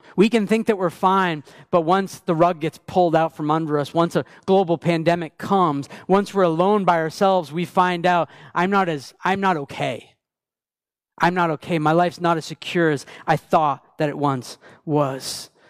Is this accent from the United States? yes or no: yes; Maine, United States; moved away; I grew up in Maine